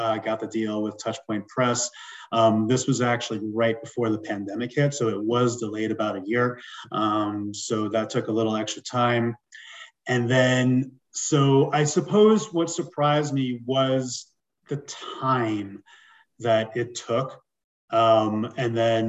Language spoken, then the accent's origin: English; New York City, New York, United States; moved away as an adult; also born or lived in Long Island / Los Angeles; now in Denver, United States; So I'm originally from New York, right around your neck of the woods, born in Queens. I lived on Long Island and also in the city